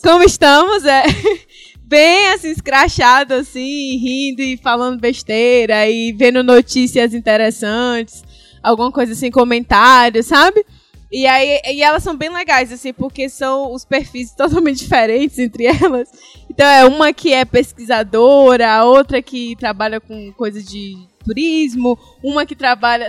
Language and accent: Portuguese; Northeast Region, Brazil; eu, … e …, Nordeste